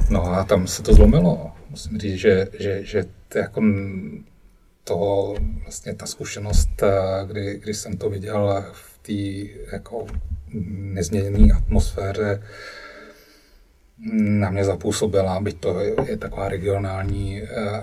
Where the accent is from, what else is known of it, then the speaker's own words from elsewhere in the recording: Cuba; To bylo daný tím, že jsem vyrůstal na Kubě a tam, tam eh, nebylo kromě Majora Zemana